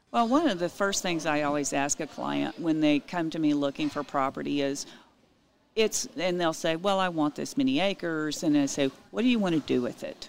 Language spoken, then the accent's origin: English; Utopia, Texas, United States; also born or lived in San Antonio / Dallas / Memphis, Tennessee; I grew up in Utopia. I left at 18 to go to college